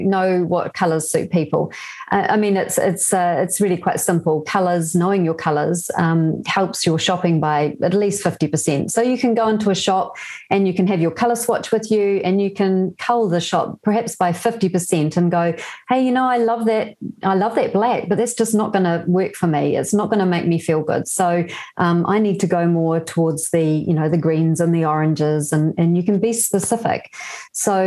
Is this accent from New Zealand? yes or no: yes; New Zealand; also born or lived in Germany / Belgium; So I was born in New Zealand, but I lived in Europe twice.